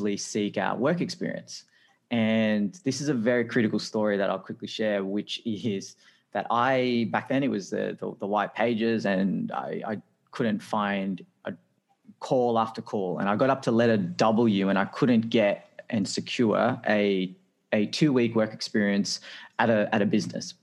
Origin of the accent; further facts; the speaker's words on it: Sydney, New South Wales, Australia; also born or lived in Philippines; So I'm originally from the Philippines and we migrated to Australia when I was only a one-year-old baby.